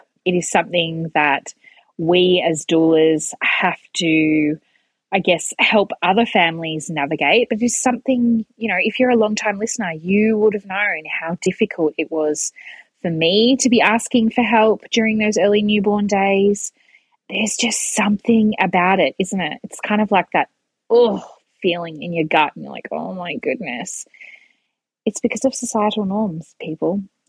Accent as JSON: {"language": "English", "town": "Melbourne", "region": "Victoria", "country": "Australia", "tie": "born or raised there", "lives_now": "Hobart, Australia", "said": "I grew up in Melbourne and now I'm living in Hobart."}